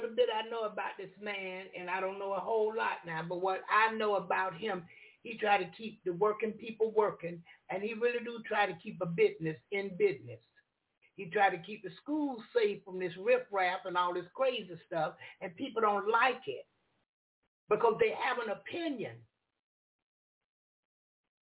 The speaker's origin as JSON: {"language": "English", "country": "United States", "tie": "born or raised there", "said": "I was born in America."}